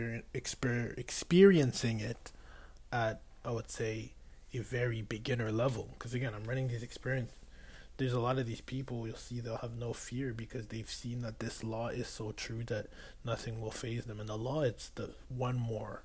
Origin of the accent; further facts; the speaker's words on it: Boston, Massachusetts, United States; I was from Boston